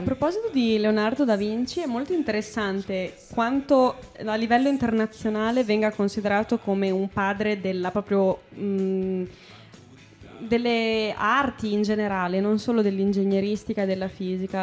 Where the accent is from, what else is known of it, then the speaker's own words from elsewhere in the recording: Emilia-Romagna, Italy; noi, romagnole, io e …